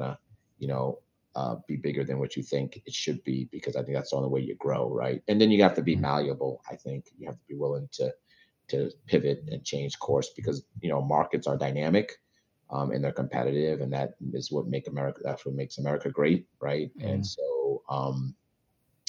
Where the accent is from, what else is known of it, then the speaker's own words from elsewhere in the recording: New York, United States; I'm from New York